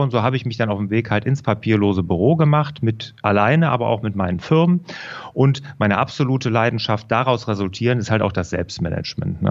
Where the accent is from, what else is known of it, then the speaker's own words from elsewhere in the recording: Rhineland, Germany; also born or lived in Aachen; ich bin äh, ja hier im Rheinland groß geworden